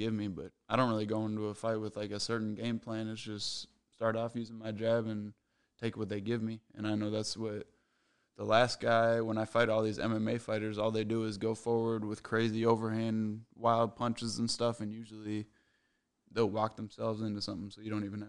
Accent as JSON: {"language": "English", "town": "Apple Valley", "region": "Minnesota", "country": "United States", "tie": "born or raised there", "said": "Apple Valley, basically. That's where I grew up. That's where I went to high school and everything."}